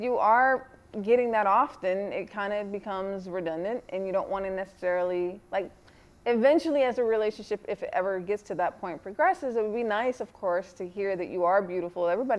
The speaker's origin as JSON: {"language": "English", "country": "U.S. Virgin Islands", "lives_now": "Atlanta, United States", "said": "I'm from the Caribbean, the Virgin Islands, and I've been in Atlanta for over 25 years."}